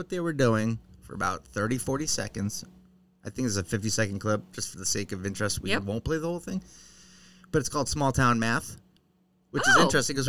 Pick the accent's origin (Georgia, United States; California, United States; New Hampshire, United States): New Hampshire, United States; Concord; I'm from Concord, New Hampshire.